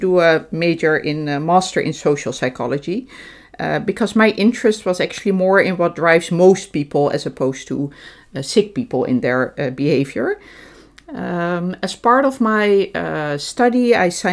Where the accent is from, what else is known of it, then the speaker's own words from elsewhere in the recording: Amsterdam, North Holland, Netherlands; moved away as an adult; now in Laren, Netherlands; I'm from Amsterdam, but we moved to Laren